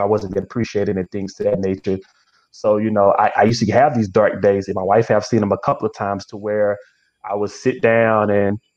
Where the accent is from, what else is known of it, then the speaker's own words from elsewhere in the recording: Springfield, Louisiana, United States; now in Prairieville, United States; Born and raised in Springfield. Went to school there my whole life.